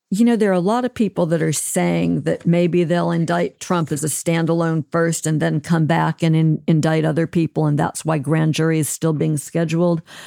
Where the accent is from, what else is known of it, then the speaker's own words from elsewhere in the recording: Alabama, United States; my home state of Alabama